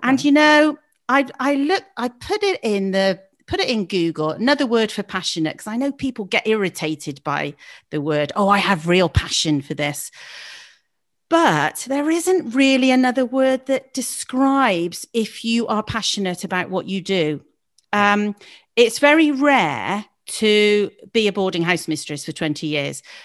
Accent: Gloucester, South West England, United Kingdom; also born or lived in Leeds; I was born in Gloucester

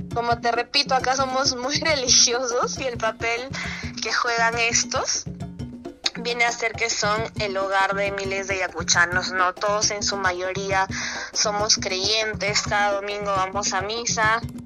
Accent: Ayacucho, Peru; soy guamanguina, soy ayacuchana de corazón

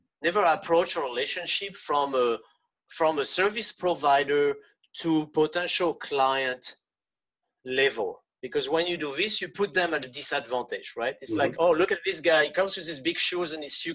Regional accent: France; first language French; English is a second language; moved away; I'm French native. I was born in France.

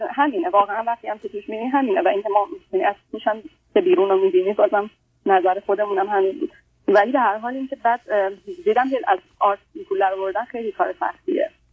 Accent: Iran; moved away as an adult; also born or lived in Canada; من توی ایران فوق لیسانس الکترونیک خوندم بعد رفتم کانادا

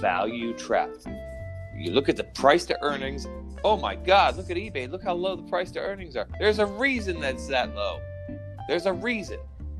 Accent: New York, United States; You from New York? I'm from New York.

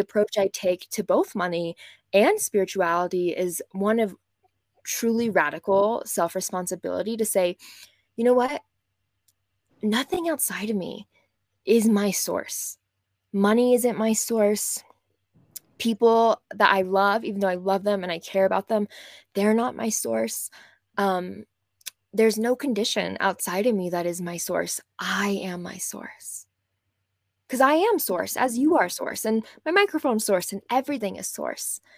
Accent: West Texas, United States; moved away as an adult; also born or lived in New York City; I grew up in West Texas in o, an oil-filled town

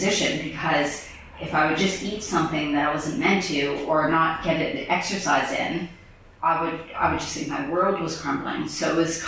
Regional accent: Canada; moved away; also born or lived in France; I'm originally from Canada

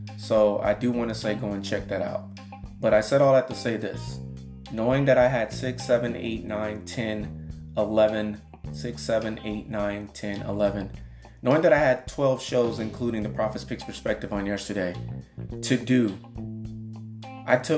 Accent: Mississippi, United States; also born or lived in Miami, Florida / Atlanta, Georgia; now in Houston, United States; I was born in Mississippi

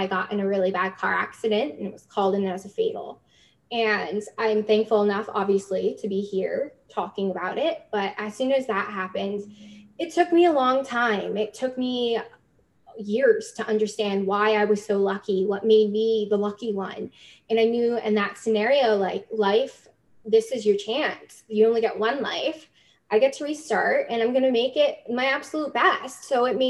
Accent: New Jersey, United States; moved away as an adult; also born or lived in New York City; now in Canada; I'm from New Jersey. So I found my way to Canada about 2 years ago. I immigrated at the young age of 25

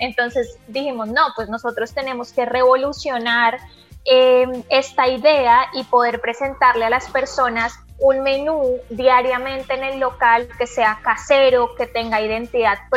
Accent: Colombia; bueno, en mi caso yo soy de Colombia, también hacemos preparaciones colombianas en versión vegana

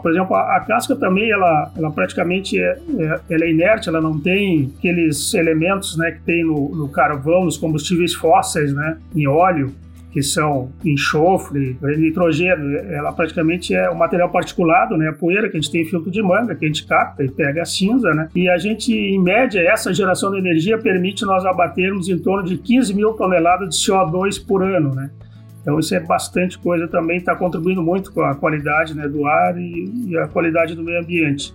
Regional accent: São Sepé, Rio Grande do Sul, Brazil; eu, como sou natural de São Cepé

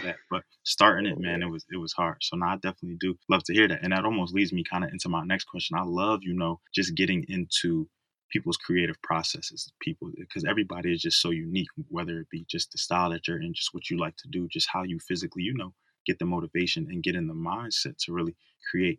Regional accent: Philadelphia, Pennsylvania, United States; moved away; my hometown of Philadelphia

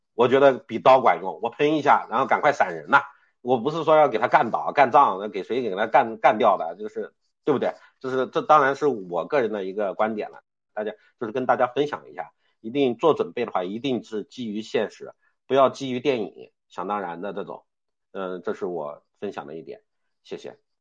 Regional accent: China; 就是考验我们中国人的团结力。

